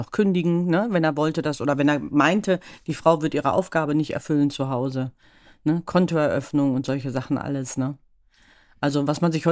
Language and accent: German; Hamm, North Rhine-Westphalia, Germany; born there; So etwas gab es in meiner Geburtsstadt Hamm nicht.